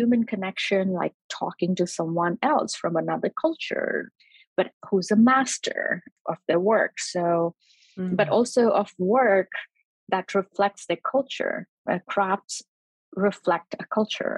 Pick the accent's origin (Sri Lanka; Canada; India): India; growing up in India